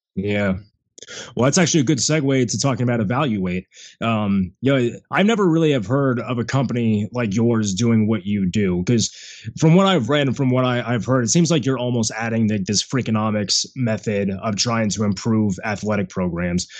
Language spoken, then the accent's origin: English; Central Florida, United States; growing up in Central Florida